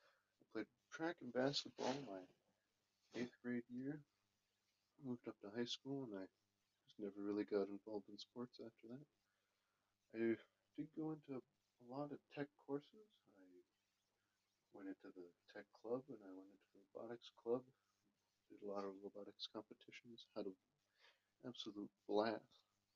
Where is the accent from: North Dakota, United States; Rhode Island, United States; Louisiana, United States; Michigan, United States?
North Dakota, United States; Grand Forks; today I'll be telling you a little bit about myself. I was born and raised here in Grand Forks, North Dakota, and I've lived here all my life. I went to Lewis and Clark Elementary School, and then when I was done, I moved up to Schrader Middle School.